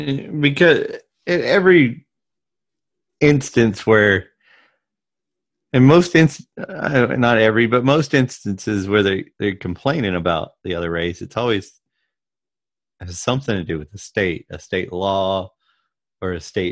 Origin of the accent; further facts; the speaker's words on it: the South, United States; But I grew up in the South in a right family, a right-leaning family.